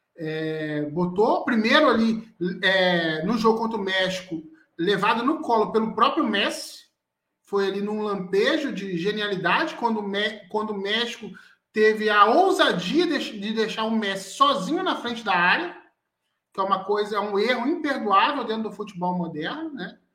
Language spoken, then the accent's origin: Portuguese; Niterói, Rio de Janeiro, Brazil; now in Espírito Santo, Brazil; Eu sou do Rio. Na verdade, eu sou de Niterói, mas eu moro no Espírito Santo.